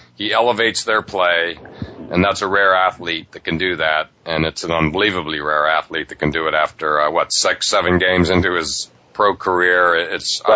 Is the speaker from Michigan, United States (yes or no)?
no; Pittsburgh, Pennsylvania, United States; I grew up in Pittsburgh